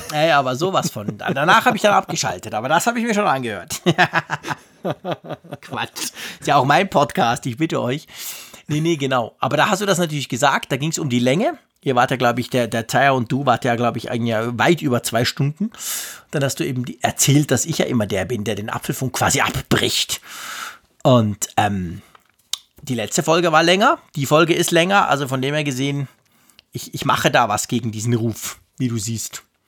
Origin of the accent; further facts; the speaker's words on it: Switzerland; als Schweizer